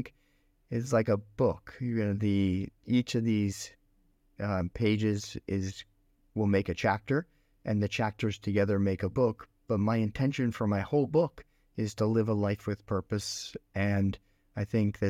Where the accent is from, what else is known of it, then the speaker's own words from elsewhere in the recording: Philadelphia, Pennsylvania, United States; now in Singapore; I grew up in Pennsylvania, in Philadelphia, Pennsylvania.